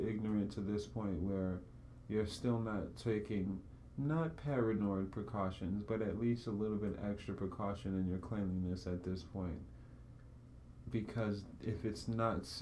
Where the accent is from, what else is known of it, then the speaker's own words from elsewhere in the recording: New York, United States; I'm a New Yorker